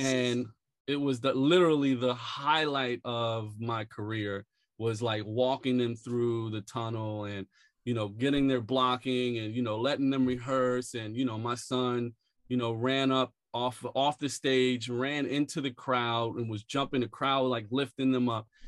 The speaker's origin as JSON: {"language": "English", "town": "Philadelphia", "region": "Pennsylvania", "country": "United States", "tie": "born or raised there", "moved": "yes", "lives_now": "New York, United States", "said": "I grew up in West Philly, a few blocks away from Fresh Prince"}